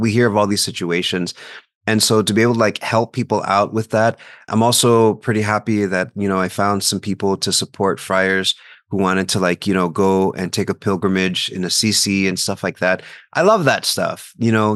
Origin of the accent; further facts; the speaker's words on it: South Texas, United States; moved away; I'm from South Texas